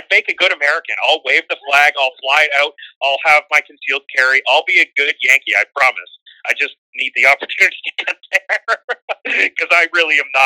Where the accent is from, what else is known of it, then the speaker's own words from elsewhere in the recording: Canada; I'm Canadian